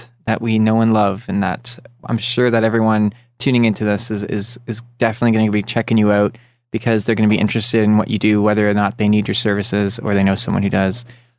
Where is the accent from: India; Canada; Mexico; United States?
Canada; I'm from Canada.